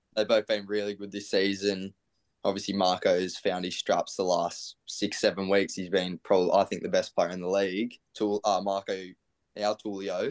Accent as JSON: {"language": "English", "area": "Central Coast", "region": "New South Wales", "country": "Australia", "tie": "born or raised there", "said": "I'm from the Central Coast"}